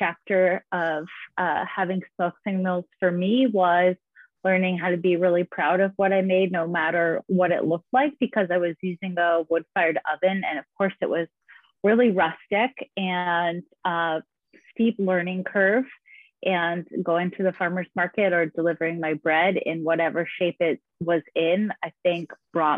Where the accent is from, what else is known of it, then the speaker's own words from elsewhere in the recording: New England, Maine, United States; moved away as an adult; also born or lived in Vermont / Asheville, North Carolina; I'm from Maine. Grew up in New England